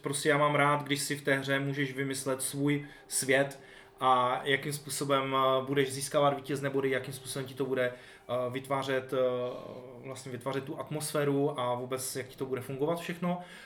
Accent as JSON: {"language": "Czech", "region": "Silesia", "country": "Czechia", "said": "tím, že jsme ze Slezska"}